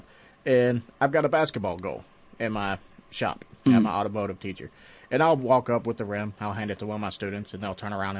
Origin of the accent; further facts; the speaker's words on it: Tennessee, United States; I grew up in Tennessee